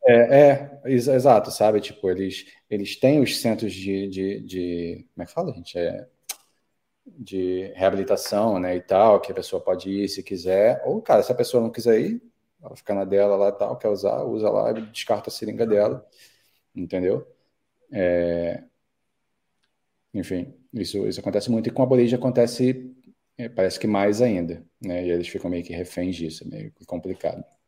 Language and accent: Portuguese; Rio de Janeiro, Brazil; moved away as an adult; also born or lived in Mexico; now in Sydney, Australia; nós que viemos do Brasil, Rio de Janeiro ainda por cima